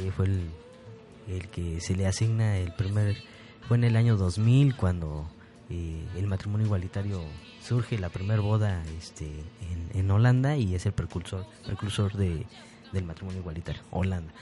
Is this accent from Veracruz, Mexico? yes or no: no; Apan, Hidalgo, Mexico; yo soy de Apan y del, municipio de Apan